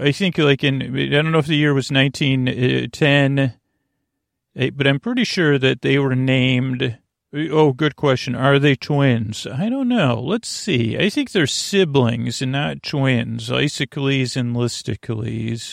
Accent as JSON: {"language": "English", "town": "Syracuse", "region": "New York", "country": "United States", "tie": "born or raised there", "moved": "yes", "said": "I grew up in Syracuse, New York, and we have our childhood home"}